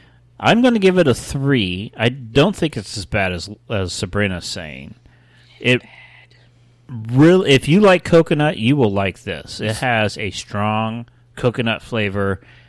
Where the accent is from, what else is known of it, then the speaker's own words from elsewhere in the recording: Ohio, United States; Yes. Oh, my home state.